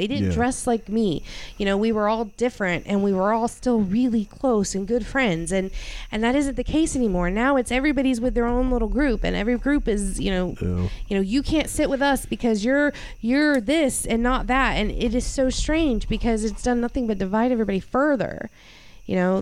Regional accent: Newberry, United States; I grew up in Newberry

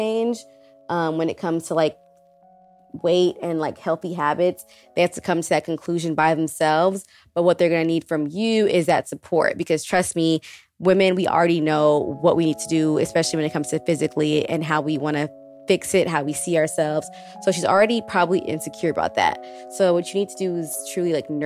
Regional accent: Texas, United States; moved away as an adult; now in Brooklyn, United States; when I was growing up, I'm from Texas, and I live in Brooklyn. I've been in Brooklyn since 2017

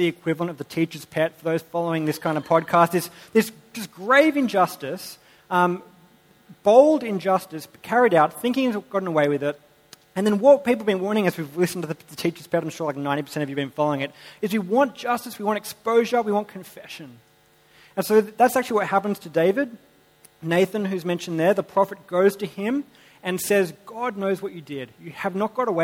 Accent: Sydney, New South Wales, Australia; I grew up in Sydney.

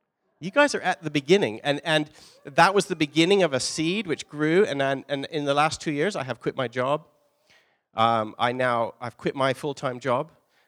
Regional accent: Three Hills, Alberta, Canada; moved away as an adult; also born or lived in Calgary; I grew up in Alberta. I'm a small town, Three Hills, Alberta.

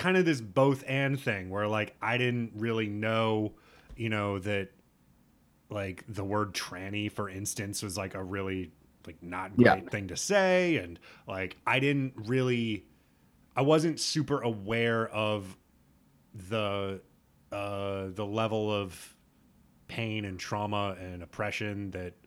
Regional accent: Nebraska, United States; I was raised a Unitarian in Nebraska.

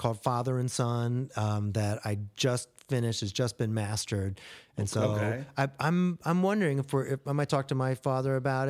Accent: Ohio, United States; I grew up in Ohio, and so there were a handful of mini ramps and things like that. And there's a really amazing skate culture there, even back in the day when I was doing it.

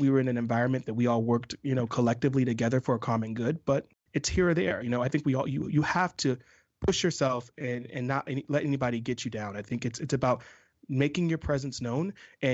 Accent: the South, United States; I'm from the South

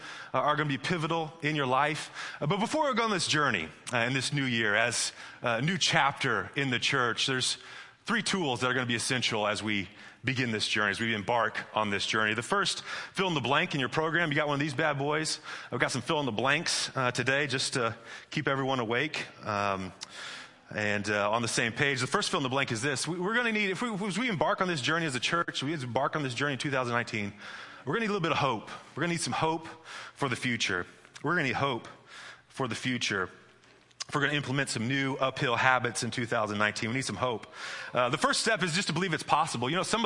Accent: Midwest, United States; now in California, United States; I'm from the Midwest

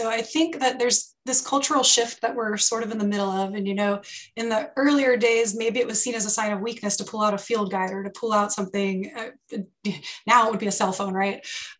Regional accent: North Carolina, United States; because I did my EMT school in Mexico City, which was a whole new challenge for me because I am from North Carolina.

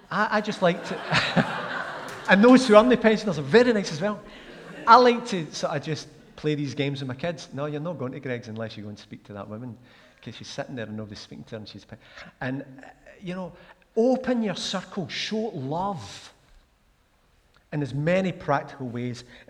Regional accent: Glasgow, Scotland, United Kingdom; moved away as an adult; also born or lived in Stirling / Pitlochry; I grew up in Glasgow, as I've said. A place called Ardenne, which was next to Camwodrick

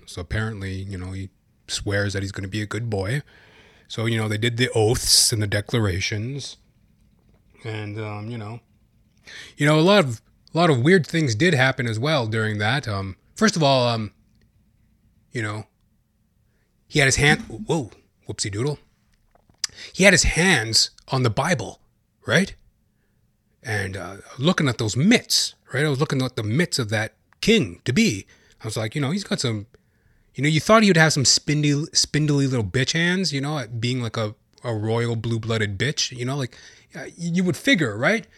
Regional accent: Canada; I am a Canadian

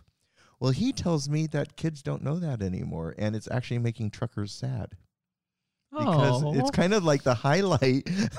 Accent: Colorado, United States; also born or lived in Wyoming / Arizona; I grew up in Colorado and Wyoming and Arizona and lots of truckers in our family.

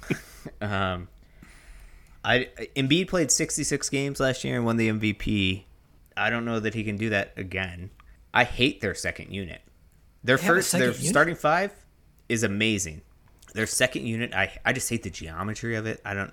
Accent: Washington, District of Columbia, United States; my hometown, Washington Wizards.

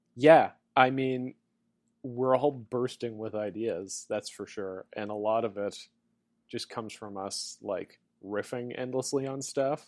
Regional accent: Winnipeg, Manitoba, Canada; moved away; back in my hometown of Winnipeg

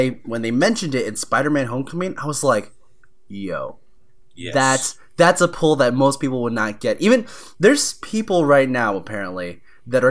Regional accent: Houston, Texas, United States; moved away; also born or lived in Orlando; I'm from Houston where we get a lot of hurricanes

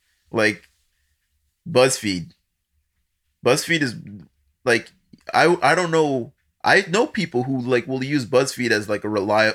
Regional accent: Nigeria; But then I'm Nigerian. Like, I'm born there. I have a passport and everything.

